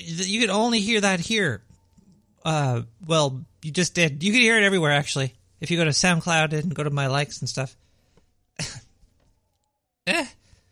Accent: New York City, New York, United States; accent: Brooklyn; I was born and raised in Brooklyn. This is a Brooklyn accent

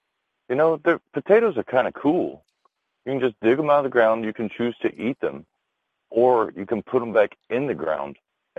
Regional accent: Canada; Hi. I'm Canadian.

